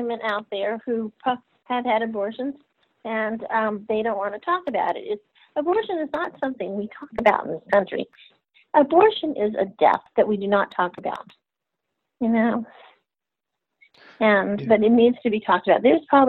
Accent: Texas, United States; also born or lived in Germany / Middle East / Central America; now in Louisiana, United States; My father was in the military. I've been on every continent but Antarctica. I've lived abroad. I'm a Texan at heart. I live in Louisiana right now because of my job.

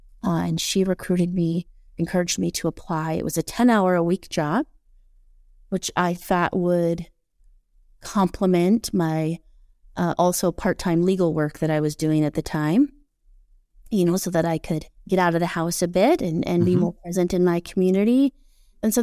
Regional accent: Ashford, Washington, United States; moved away as an adult; also born or lived in Oregon / Alaska / Utah / Cooke City, Montana; now in Livingston, United States; I grew up in Park Service housing. Okay. Closest town was Ashford, Washington.

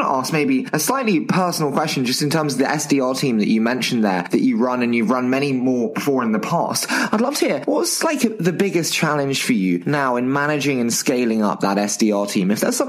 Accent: England, United Kingdom; accent: English; I will pretend like I do in my English accent.

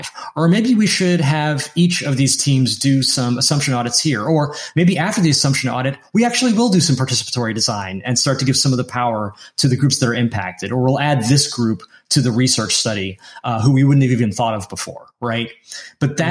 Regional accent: the North, United States; first language English; I grew up in America. I am a full citizen.

